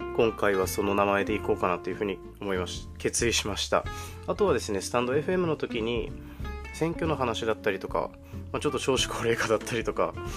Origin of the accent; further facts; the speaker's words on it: Aomori, Japan; 私はですね青森県出身で今も青森県にいるので、まあ、結構鉛っていうものがあるかもしれないんですけど